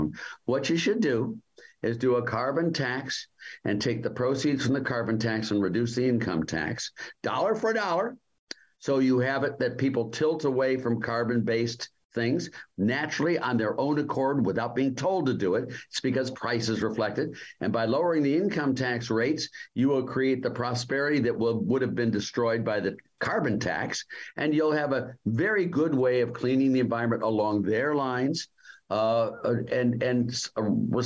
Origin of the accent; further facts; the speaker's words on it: Youngstown, Ohio, United States; moved away; I was born in Youngstown, Ohio